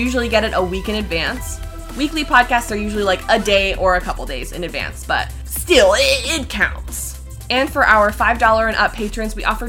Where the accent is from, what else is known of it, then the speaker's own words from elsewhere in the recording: Canada; We're all Canadian here